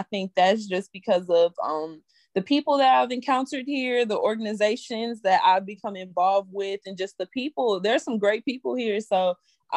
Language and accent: English; St. Louis, Missouri, United States; now in Columbia, United States; I'm originally from St. Louis, Missouri